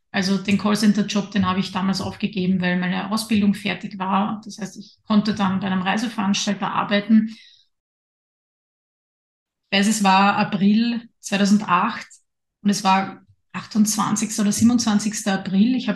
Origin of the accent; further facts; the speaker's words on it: Lower Austria, Austria; now in Vienna, Austria; Ich bin ja in Niederösterreich aufgewachsen. Da war ich dann auch lange Zeit dabei, bevor mich mein Weg dann nach Wien geführt hat.